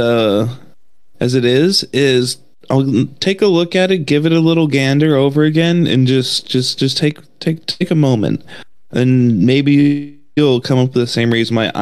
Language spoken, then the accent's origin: English; Western Canada, Canada; now in United States; we're from Western Canada